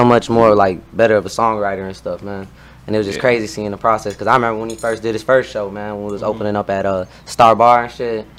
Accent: Chicago Heights, Illinois, United States; we're from Chicago Heights

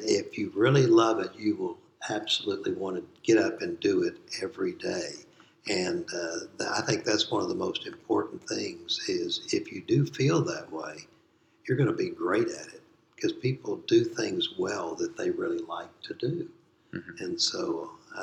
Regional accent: Waco, Texas, United States; I grew up in Waco, and so I went to TCU

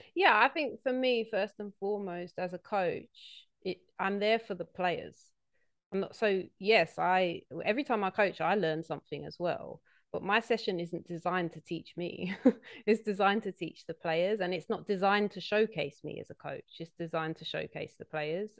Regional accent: London, United Kingdom; I'm from South East London

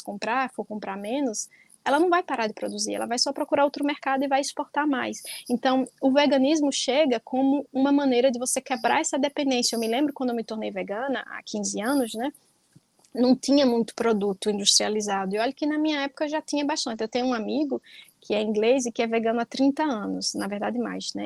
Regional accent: Northeast Region, Brazil; also born or lived in Palestine; Eu sou nordestina

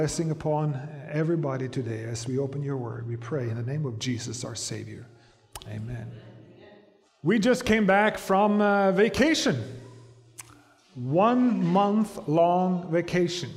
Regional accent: Norway; moved away; I come from Norway

